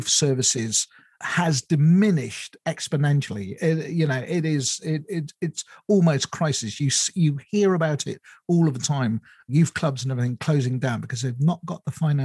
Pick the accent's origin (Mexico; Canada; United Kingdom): United Kingdom; I moved away from my hometown when I first got married